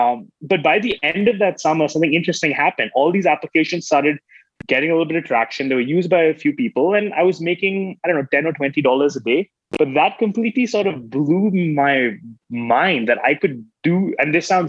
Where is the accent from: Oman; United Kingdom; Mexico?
Oman; moved away as an adult; also born or lived in Mumbai, India; now in United States; I was born in Bombay, never lived in India, actually grew up in Oman, the Middle East, moved to America to go to college in 2006, 2007.